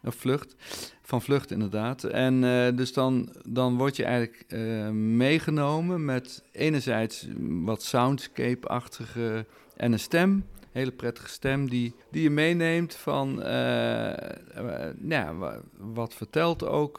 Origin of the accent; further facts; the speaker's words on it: Netherlands; wij zijn een rijk land